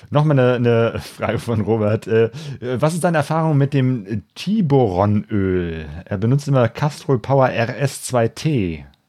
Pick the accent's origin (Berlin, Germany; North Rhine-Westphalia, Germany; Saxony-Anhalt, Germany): North Rhine-Westphalia, Germany; Bergisch Gladbach; Ich komme aus Bergisch Gladbach, also auch aus dem Bergischen.